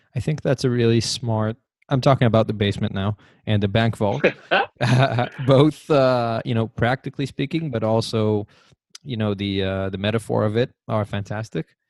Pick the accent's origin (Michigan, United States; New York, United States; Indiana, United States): New York, United States; I'm I'm a New Yorker